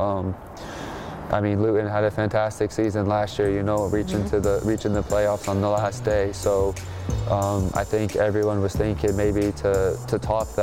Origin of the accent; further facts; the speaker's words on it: Denver, Colorado, United States; moved away; my hometown Denver Nuggets